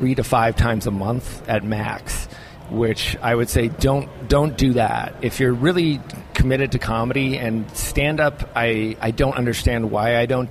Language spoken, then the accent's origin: English; Minnesota, United States; I'm from Minnesota.